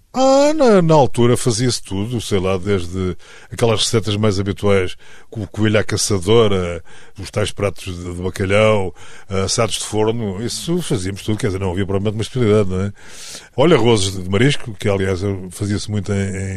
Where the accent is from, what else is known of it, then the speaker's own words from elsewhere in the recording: Tomar, Centro, Portugal; a minha terra natal é Tomar